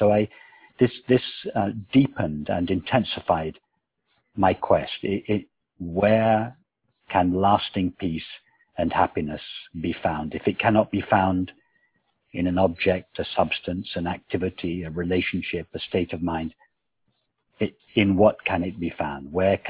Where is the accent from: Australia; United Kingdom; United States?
United Kingdom; England; Yes, very much so. I was brought up, although my father was not at all religious.